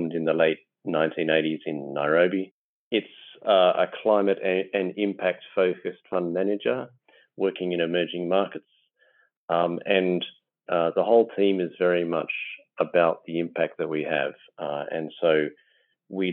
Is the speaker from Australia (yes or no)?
yes; Australia; now in London, United Kingdom; Normally based in London, although I'm Australian originally.